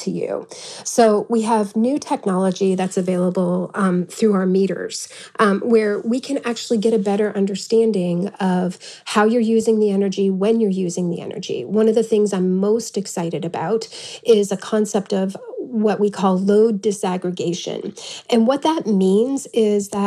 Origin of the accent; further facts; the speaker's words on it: East Coast, United States; now in Tucson, United States; I'm from the East Coast